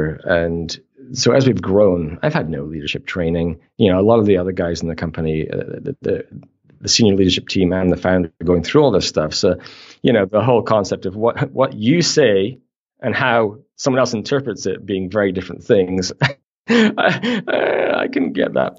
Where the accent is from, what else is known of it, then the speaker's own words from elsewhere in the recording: Canada; we're Canadian